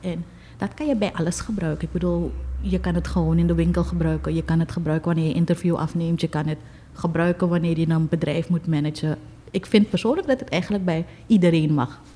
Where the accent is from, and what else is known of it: Suriname